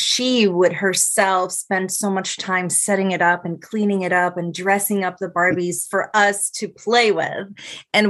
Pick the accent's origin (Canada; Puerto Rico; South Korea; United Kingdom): Puerto Rico; Ponce; also born or lived in Mayagüez, Puerto Rico / San Juan, Puerto Rico; I am from Ponce, so it is south of the island